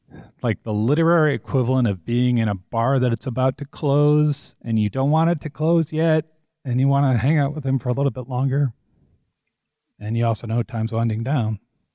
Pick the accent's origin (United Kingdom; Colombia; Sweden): United Kingdom; Scotland; I come from the working class, and most of all, I come from Scotland.